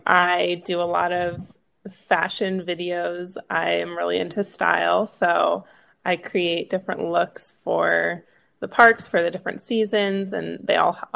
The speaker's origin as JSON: {"language": "English", "region": "Arizona", "country": "United States", "said": "I am from Arizona"}